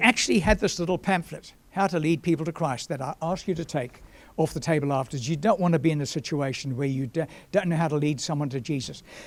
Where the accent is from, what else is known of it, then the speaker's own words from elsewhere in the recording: Durban, KwaZulu-Natal, South Africa; moved away; also born or lived in Johannesburg; my hometown, Durban south coast of Natal